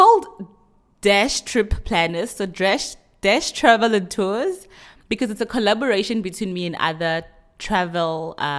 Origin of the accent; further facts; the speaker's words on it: Venda, Limpopo, South Africa; I remember even growing up in Venda, I mean, we'd eat some very traditional foods and it would just drink water after your meal.